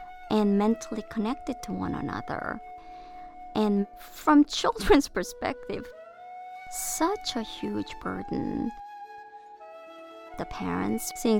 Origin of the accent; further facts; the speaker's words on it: United States; also born or lived in South Korea; I spent my formative years here, and I have American culture at my heart